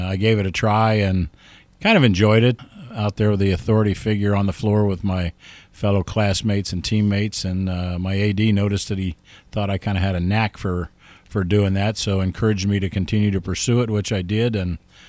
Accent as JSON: {"language": "English", "region": "Ohio", "country": "United States", "tie": "born or raised there", "said": "Yeah, growing up in Ohio, Mark, I participated in, of course, Little League baseball, grade school, junior high school sports, and up through my high school level."}